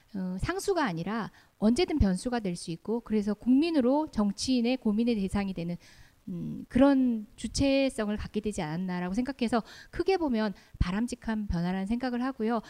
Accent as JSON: {"language": "Korean", "region": "Daegu", "country": "South Korea", "tie": "born or raised there", "moved": "yes", "said": "사실 저는 고향이 대구입니다. 대구에서 대학교까지 나왔고"}